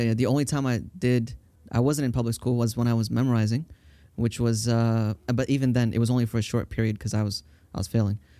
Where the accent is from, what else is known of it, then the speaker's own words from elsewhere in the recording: Tampa, Florida, United States; also born or lived in Brooklyn, New York / Staten Island, New York; I grew up in Florida